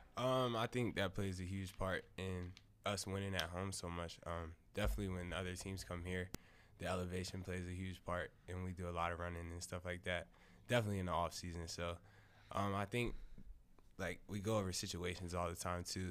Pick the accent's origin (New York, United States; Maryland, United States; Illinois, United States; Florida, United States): Maryland, United States; Saint Mary's County; moved away; I'm from Maryland. Um, a small town. Um, Saint Mary's County